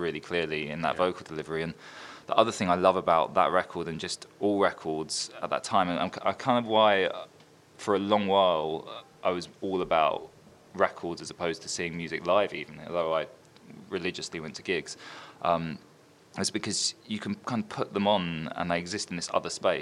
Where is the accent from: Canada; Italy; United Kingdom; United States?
United Kingdom; Brentwood, East of England; also born or lived in Orsett; I was born in Brentwood. Well, born in Alsett, but I grew up in Brentwood.